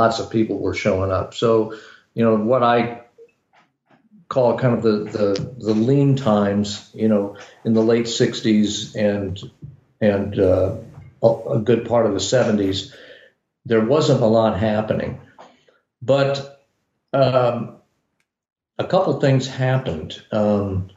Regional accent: Kansas City, United States; I'm from Kansas City

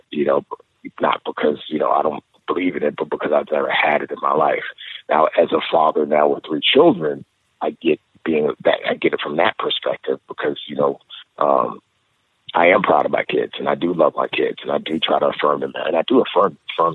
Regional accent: New York City, New York, United States; moved away as an adult; also born or lived in Nigeria; growing up in the Bronx

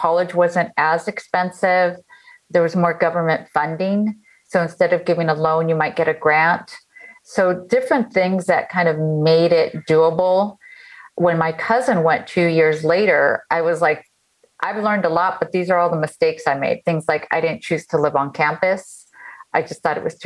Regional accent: Los Angeles, California, United States; also born or lived in Michigan / San Diego; I grew up in Echo Park. That's a neighborhood in Los Angeles

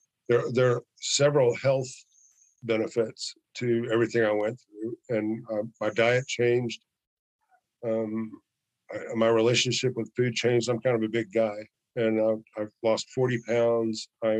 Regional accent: Chicago, Illinois, United States; I came from a very violent town. I moved here from Chicago, and it's getting, you know, carjacking is a sport, you know, in Chicago.

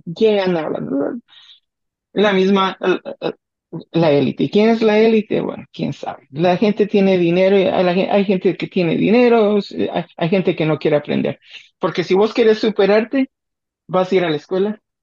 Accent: Guatemala; moved away

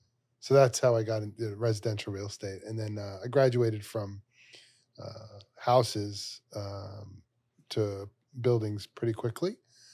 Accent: Brooklyn, New York, United States; Yeah, well, I'm from Brooklyn, New York, born and raised there, right around Brooklyn College in that area, Middlewood, Flatbush, like that.

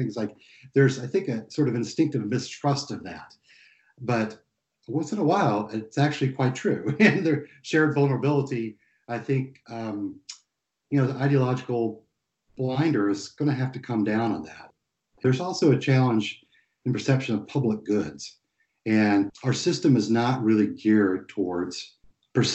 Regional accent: East Tennessee, United States; moved away; where I grew up in East Tennessee

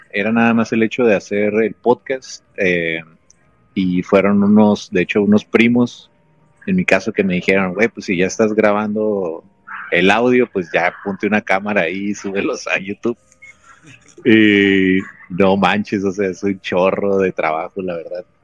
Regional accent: Mexicali, Baja California, Mexico; now in United States; Yo estoy ahorita eh, por cuestiones de trabajo aquí este, en Blight, es una ciudad aquí en California, este, pero soy originario de Mexicali.

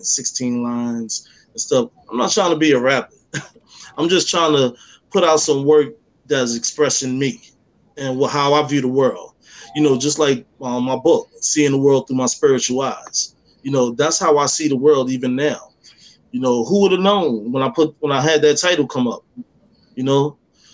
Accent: New York City, New York, United States; I was born and raised in Harlem

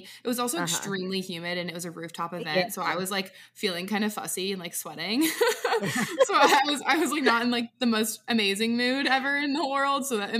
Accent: Washington, United States; now in Nashville, United States; I'm from Washington State

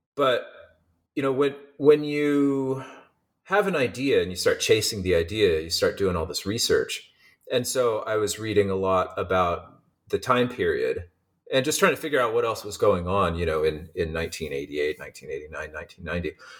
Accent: Eugene, Oregon, United States; moved away as an adult; also born or lived in Seattle, Washington; now in San Diego, United States; I grew up in Eugene, Oregon, and went to school in Seattle at the University of Washington

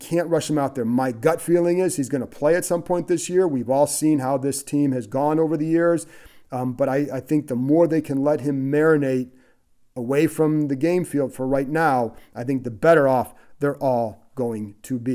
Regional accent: Cleveland, Ohio, United States; moved away; I grew up in Cleveland

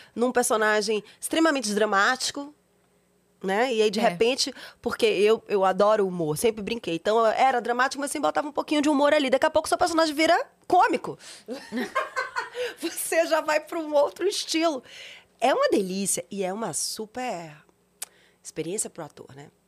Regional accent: Bahia, Brazil; moved away; sou baiana

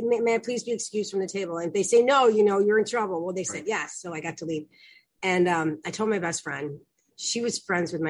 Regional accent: Chicago, Illinois, United States; I'm from Chicago, and I'm the youngest of four

